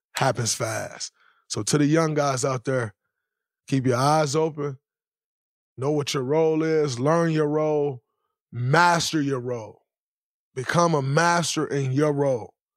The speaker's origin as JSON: {"language": "English", "town": "Saginaw", "region": "Michigan", "country": "United States", "said": "I'm from Saginaw, Michigan"}